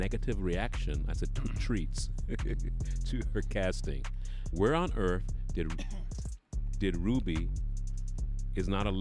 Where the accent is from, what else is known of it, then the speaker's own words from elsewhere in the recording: United Kingdom; I'm British